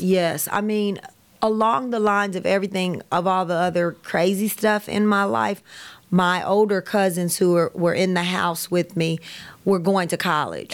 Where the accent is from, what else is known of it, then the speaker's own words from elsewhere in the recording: Kansas City, United States; I grew up all around Kansas City.